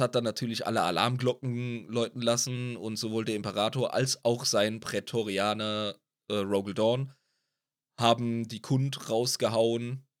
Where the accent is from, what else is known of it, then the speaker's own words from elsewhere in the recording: Ludwigshafen, Rhineland-Palatinate, Germany; ich komme aus Ludwigshafen am Rhein